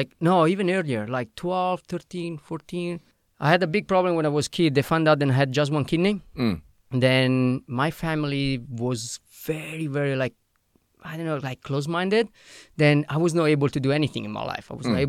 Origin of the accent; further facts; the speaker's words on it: Italy; English is a second language; moved away as an adult; also born or lived in Canada / Australia; I'm Italian.